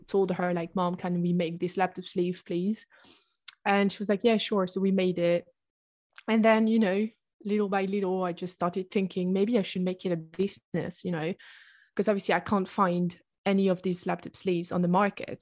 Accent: south of France, France; English is a second language; moved away as an adult; also born or lived in Oxford, United Kingdom; at the moment, I live in the south of France, in my hometown.

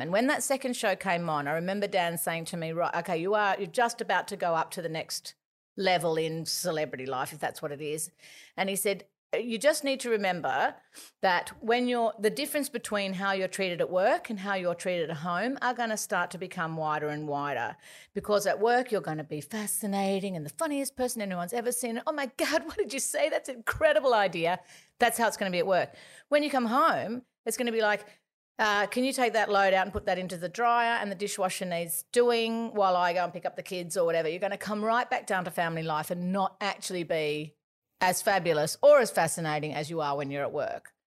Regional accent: Gosford, New South Wales, Australia; we grew up in Gosford

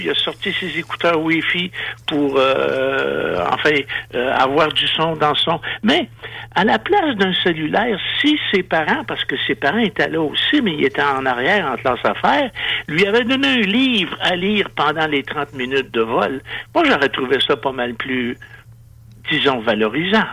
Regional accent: Quebec, Canada

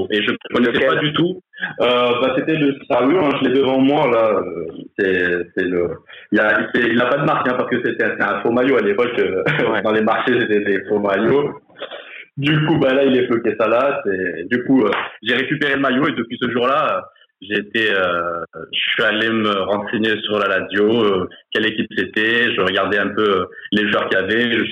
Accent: Grenoble, Auvergne-Rhône-Alpes, France; j'ai 32 ans, je viens

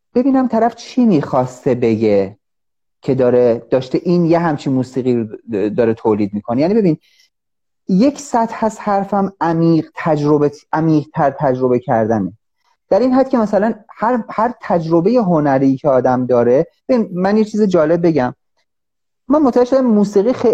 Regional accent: Iran; من مثلا به عنوان یه ایرانی

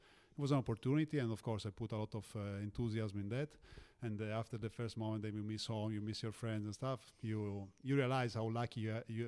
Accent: Olbia, Sardinia, Italy; moved away; also born or lived in Rome / Istanbul; Me living in Sardinia was a little bit different because I didn't have this opportunity to watch live games of Serie A. Like the top team of Olbia, my hometown

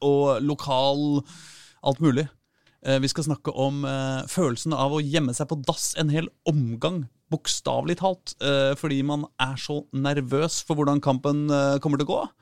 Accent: Oslo, Norway; jeg er fra Vålerenga

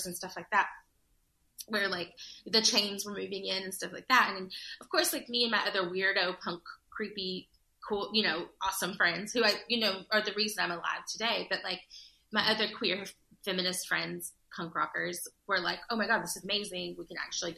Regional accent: Judsonia, Arkansas, United States; I grew up in a small town outside of a bigger town

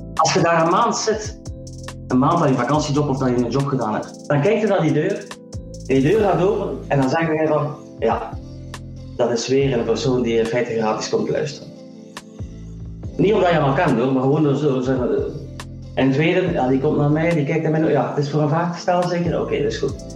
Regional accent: Ghent, Flanders, Belgium; moved away as an adult; also born or lived in Silicon Valley, United States / Sweden / Atlanta, Georgia, United States / Netherlands; 50 jaar, geboren in Gent.

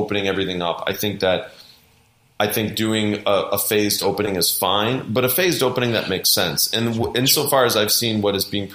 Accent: Wisconsin, United States; now in Beverly Hills, United States; I'm from Wisconsin originally

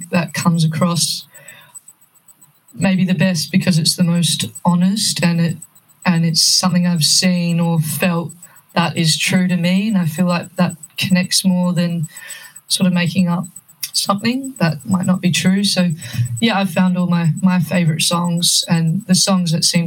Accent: Perth, Western Australia, Australia; moved away as an adult; now in Melbourne, Australia; I went back home to Perth because I'm originally from Perth

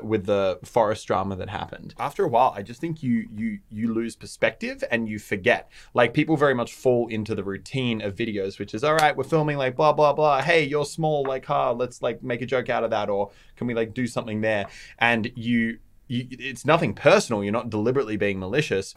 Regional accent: Australia; We are Australian

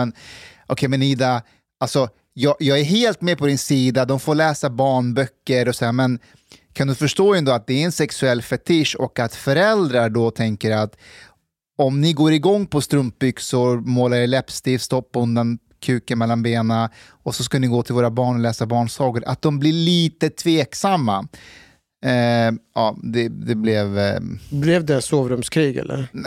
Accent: Afghanistan; now in Sweden; jag är ju afghan

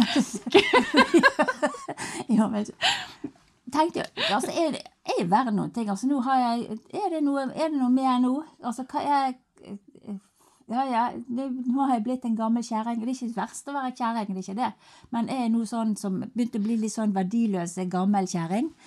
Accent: Finse, Vestland, Norway; now in Bergen, Norway; Jeg kom jo fra Finse opprinnelig, da. Og der oppe på på fjellet, der var jo livet enkelt

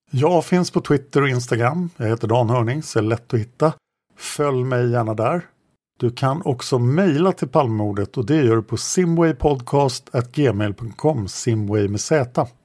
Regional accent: Stockholm, Stockholm County, Sweden; Dessutom växte jag upp i Sköndal-Farsta under den absolut svåraste perioden på 60 och 70-talen.

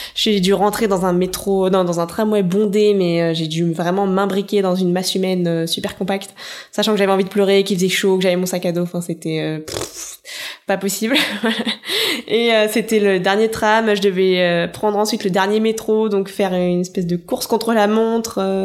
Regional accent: France; quand on est français

